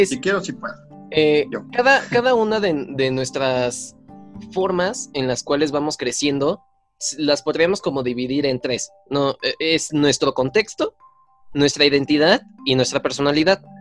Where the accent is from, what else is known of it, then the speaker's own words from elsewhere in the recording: Tultepec, State of Mexico, Mexico; yo, crecí en Tultepec y pues veo explosiones todo el tiempo.